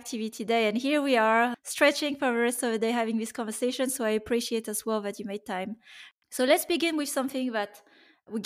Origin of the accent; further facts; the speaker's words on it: France; I was born in France, but my parents are coming from Vietnam